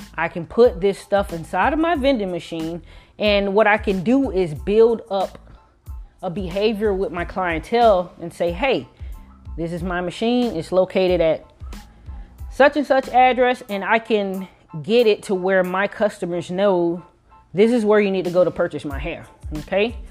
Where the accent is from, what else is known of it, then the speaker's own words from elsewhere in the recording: Miami, Florida, United States; I am from Miami, Florida.